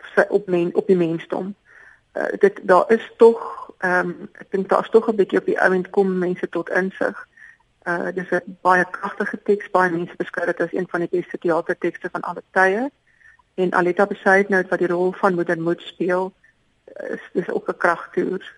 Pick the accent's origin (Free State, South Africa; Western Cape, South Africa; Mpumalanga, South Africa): Free State, South Africa; first language Afrikaans; my geskiedenis as 'n Afrikaanssprekende wit persoon uit die Vrystaat